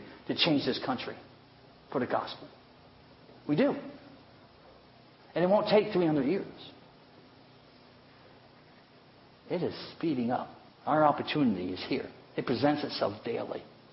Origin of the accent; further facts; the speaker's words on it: United States; I love being an American. I really love living in this country